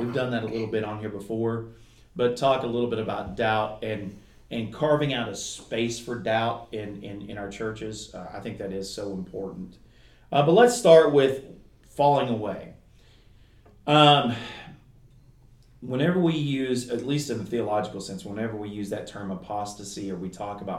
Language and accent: English; southeastern Kentucky, United States; accent: Kentucky; Where I'm from southeastern Kentucky, if you can't ever tell by my accent. And in the mountains of southeastern Kentucky, in Appalachia